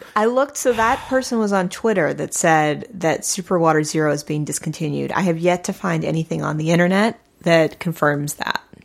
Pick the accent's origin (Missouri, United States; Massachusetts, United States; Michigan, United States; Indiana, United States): Missouri, United States; St. Louis; I grew up in Saint Louis, Missouri